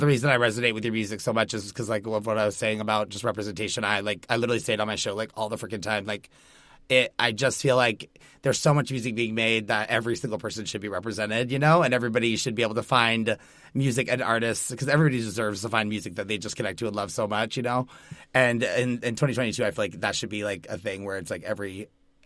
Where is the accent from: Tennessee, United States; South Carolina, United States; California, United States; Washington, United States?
Tennessee, United States; Dickson; I grew up in Dixon, Tennessee, very southern, very, you know, like very middle, like backwoods